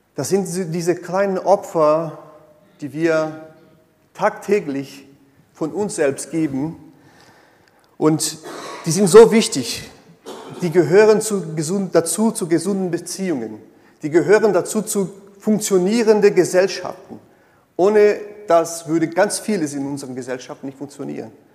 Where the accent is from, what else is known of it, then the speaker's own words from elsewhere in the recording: Brazil; German is a second language; moved away; ich komme aus Brasilien, eine sehr stark äh, katholischen geprägten Land